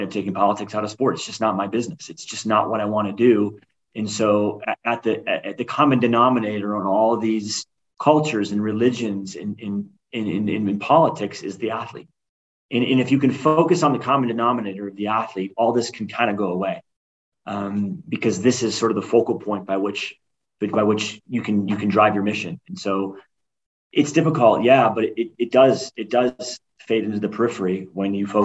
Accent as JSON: {"language": "English", "town": "Buffalo", "region": "New York", "country": "United States", "tie": "born or raised there", "moved": "as an adult", "said": "growing up in Buffalo, New York."}